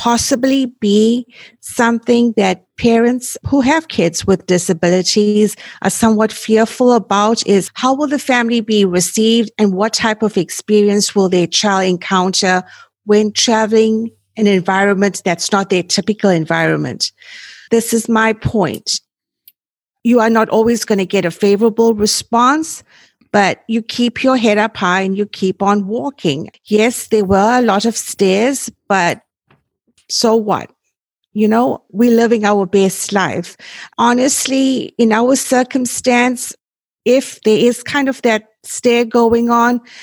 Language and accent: English; South Africa; moved away; I was born and raised in South Africa and that's where I went to college